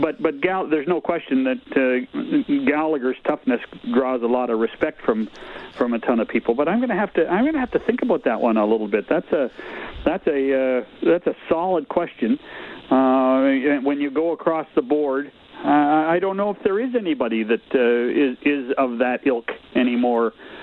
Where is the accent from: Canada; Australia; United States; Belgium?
Canada; And again, it's we're typically Canadian about what we're doing